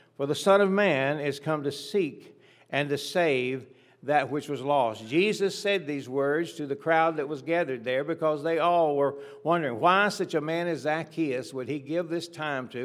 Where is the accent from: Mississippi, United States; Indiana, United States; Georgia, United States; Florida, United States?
Georgia, United States; Atlanta; I was born in Atlanta, Georgia, a century ago almost